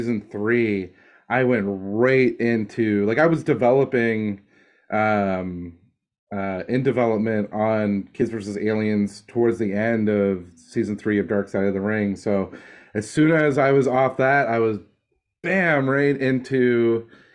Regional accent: Dartmouth, Nova Scotia, Canada; now in Los Angeles, United States; my hometown in Dartmouth, Nova Scotia

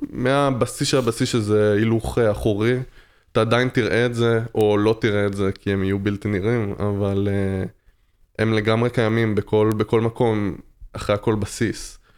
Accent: Tel Aviv, Tel Aviv District, Israel; אני מתל אביב.

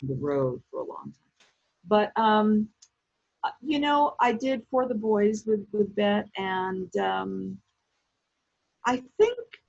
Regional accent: New York City, New York, United States; growing up in the Bronx, but spending most of my grown-up childhood in Manhattan was just the right place to be growing up.

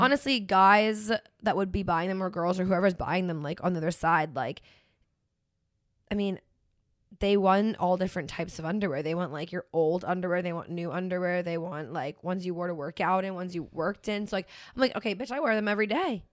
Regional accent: Pennsylvania, United States; moved away; grew up in Pennsylvania

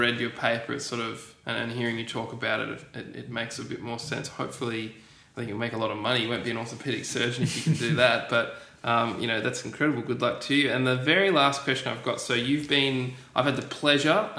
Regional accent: Australia; as an Australian

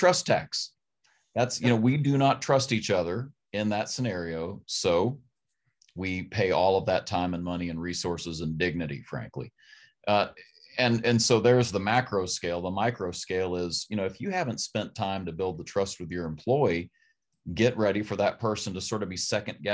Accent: Berea, Kentucky, United States; I'm from Berea, Kentucky

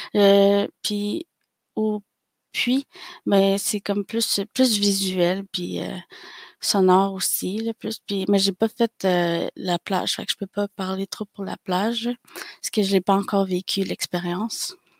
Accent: Pikogan, Quebec, Canada; je suis algonquine de Pikegan

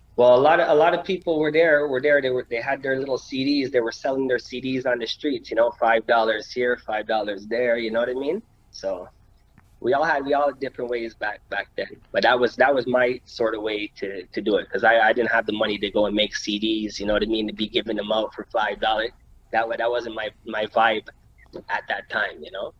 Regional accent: Montreal, Quebec, Canada; I was born right here in Montreal. You know what I mean? Born and raised, plateau

